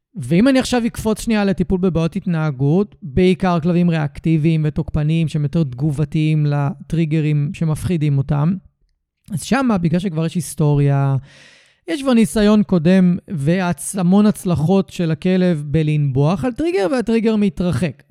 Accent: Tel Aviv – Ramat Gan area, Tel Aviv District, Israel; נולדתי וגדלתי רוב חיי באזור תל אביב רמת גן

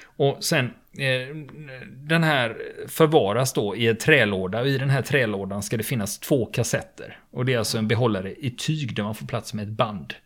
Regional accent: Sweden; vi svenskar

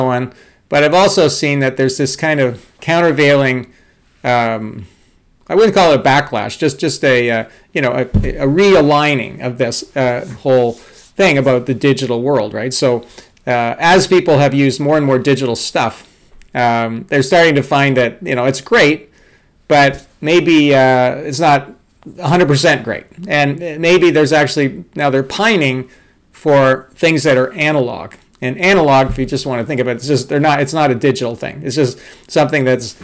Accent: Toronto, Ontario, Canada; I grew up in Toronto, Canada

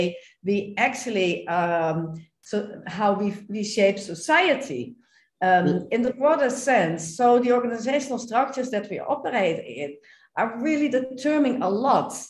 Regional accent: Netherlands; I am from the Netherlands

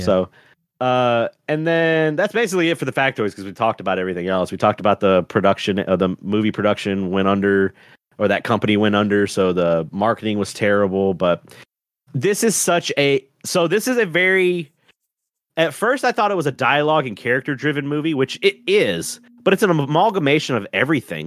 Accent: the South, United States; I'm from the South

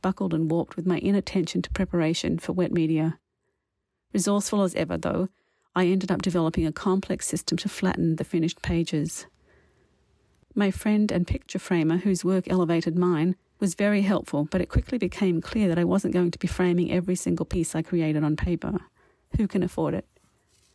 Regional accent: Wollongong, New South Wales, Australia; first language English; moved away as an adult; also born or lived in Paris / Canadian prairies; now in Canada; I grew up in the Wollongong region in Australia, which includes the shores of Lake Illawarra

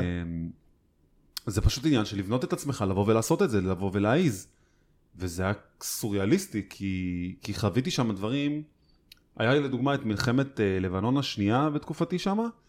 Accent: Holon, Tel Aviv District, Israel; אני גדלתי בעיר, והתמזל מזלי לגדול אה, סביב אה, קהילה בוכרית גדולה

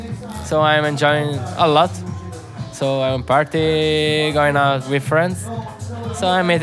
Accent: Italy; now in Cork, Ireland; I come from Italy. I'm a trainee at UCC, so I'm in Cork

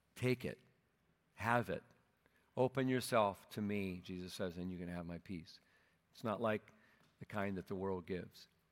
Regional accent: Minnesota, United States; moved away; my hometown there in Minnesota

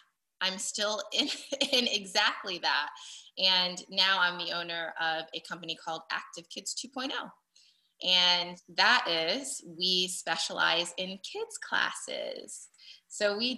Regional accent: Daytona Beach, Florida, United States; also born or lived in Buffalo, New York; I actually grew up in Daytona Beach / Ormond Beach, Florida

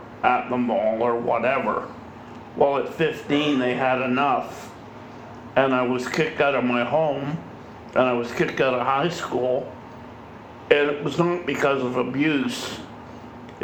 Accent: Sarnia, Ontario, Canada; also born or lived in Windsor, Ontario; We lived in Windsor until I was four, and my mom got a job in Sarnia, and we moved to Sarnia when I was four

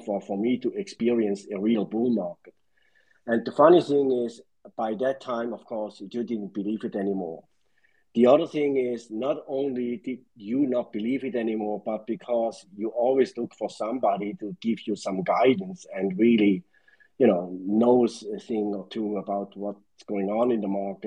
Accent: Switzerland; moved away; I'm originally from Switzerland, but I don't ski and I don't yodel

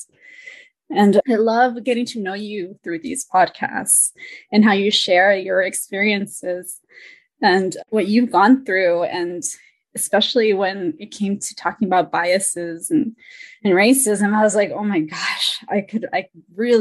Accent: Marin County, California, United States; growing up in Marin County as a Salvadoran little girl

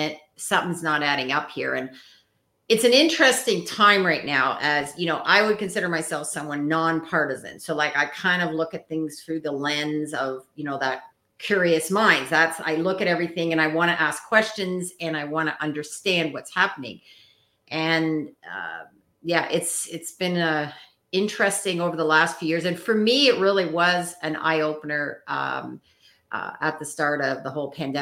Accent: Canada; as a Canadian

